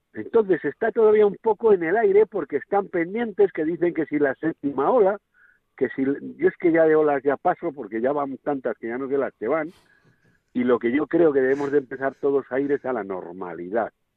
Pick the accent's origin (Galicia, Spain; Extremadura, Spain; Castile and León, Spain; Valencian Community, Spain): Castile and León, Spain; Valladolid; la de mi pueblo, Valladolid